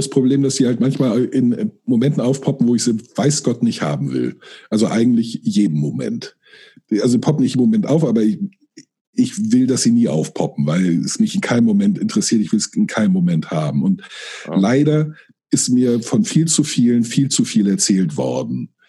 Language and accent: German; Friedberg, Germany; moved away as an adult; now in Hamburg, Germany; Ich bin dann ähm, für eine Lehre nach Hamburg gezogen. Äh, in meinen Augen zurückgezogen, obwohl ich da nie, bis dahin nie gelebt hatte, weil ich mich immer als Norddeutscher und al